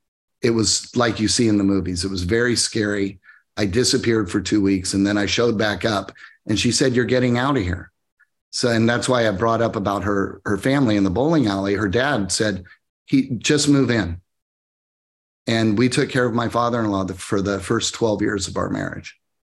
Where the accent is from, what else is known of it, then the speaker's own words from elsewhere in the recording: Midwest, United States; I grew up in where I grew up in the Midwest.